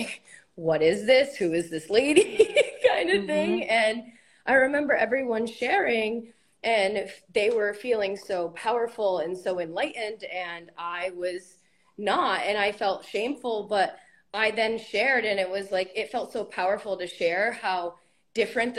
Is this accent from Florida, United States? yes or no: no; Connecticut, United States; I'm from Connecticut in the United States